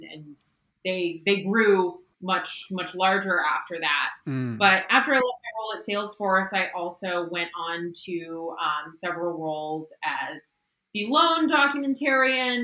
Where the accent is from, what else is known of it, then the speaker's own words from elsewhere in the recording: Midwest, United States; moved away as an adult; also born or lived in Pittsburgh, Pennsylvania / San Francisco, California / Oakland, California; now in Seattle, United States; I grew up in the Midwest and then went to school in Pittsburgh, Pennsylvania